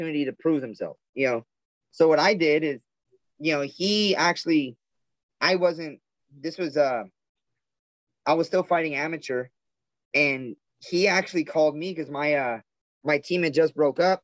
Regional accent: South Gate, California, United States; I'm from Southgate, California, which is like obviously south

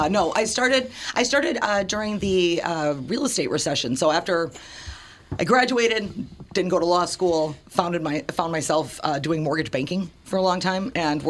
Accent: St. Paul, Minnesota, United States; also born or lived in Woodbridge, Virginia; Mostly St. Paul and that side of town. I was born in St. Paul. And then when I was a kid, we moved to Washington, D.C.

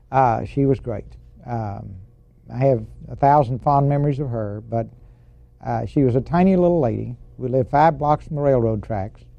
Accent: Texarkana, Texas, United States; Texarkana, Texas five blocks from the Arkansas border. How long did you live there? Uh, from the time I was born until the time I took my first airplane ride to go to the Naval Academy.

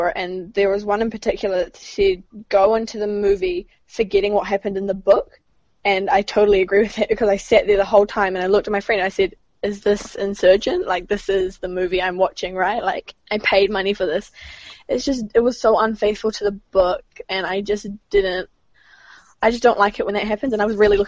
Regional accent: New Zealand; I'm from New Zealand. I'm 15

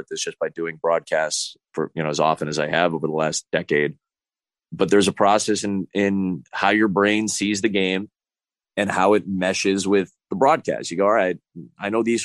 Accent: Chicago, Illinois, United States; born or raised there

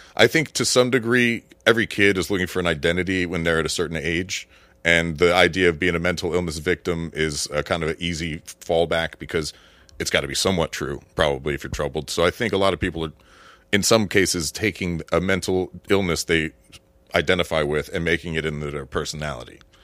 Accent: Florida, United States; I grew up in Florida

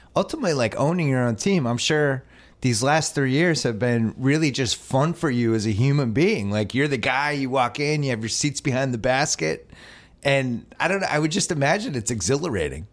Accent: Boston, Massachusetts, United States; now in Los Angeles, United States; I'm from Boston

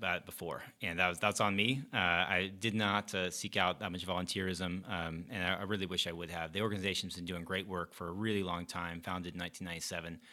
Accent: Gastonia, North Carolina, United States; moved away as an adult; also born or lived in Chapel Hill, North Carolina; now in Charlotte, United States; I grew up in Gastonia

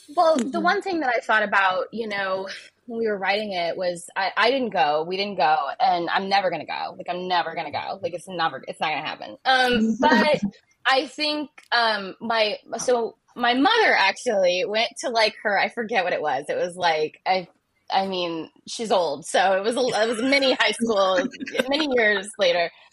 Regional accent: Ohio, United States; moved away; I was raised uh, in Ohio and uh, I grew up in Ohio

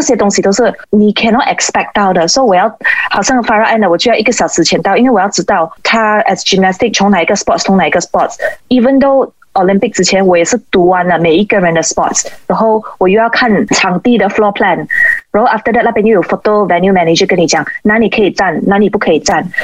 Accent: Malaysia; 我就觉得身为一个马来西亚人

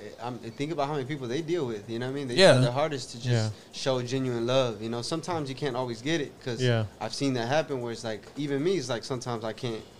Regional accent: California, United States; now in Houston, United States; I'm actually from California

